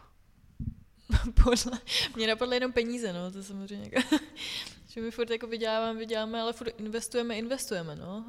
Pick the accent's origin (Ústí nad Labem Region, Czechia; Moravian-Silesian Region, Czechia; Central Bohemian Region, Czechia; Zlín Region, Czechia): Ústí nad Labem Region, Czechia; Litoměřice; now in Plzeň, Czechia; já jsem z Litoměřic